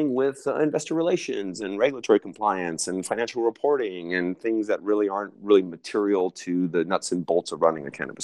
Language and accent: English; Southern California, United States; I'm from California originally, born and raised in Southern California